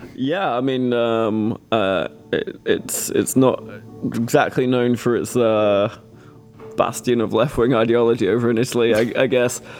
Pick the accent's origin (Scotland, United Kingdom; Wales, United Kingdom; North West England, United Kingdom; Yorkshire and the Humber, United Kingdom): North West England, United Kingdom; Manchester; I'm personally I'm from Manchester, but my dad's. Um, my dad claims to be Welsh